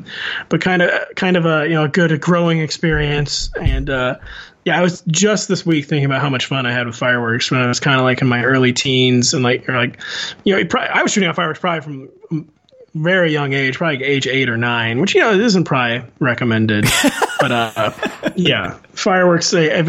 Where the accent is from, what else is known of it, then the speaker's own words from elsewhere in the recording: St. Louis, Missouri, United States; But, you know, I'm from the Midwest. It's extremely common in Missouri, St. Louis area for people to be shooting off fireworks